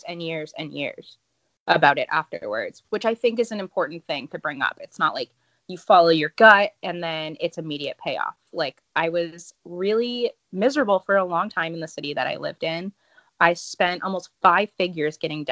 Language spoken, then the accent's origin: English; Northeast, United States; moved away as an adult; also born or lived in the South; I'm from the Northeast.